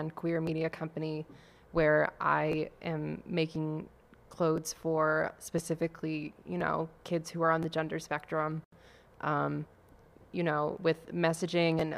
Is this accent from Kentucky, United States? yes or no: no; central Maine, United States; moved away as an adult; now in Boston, United States; I'm from Maine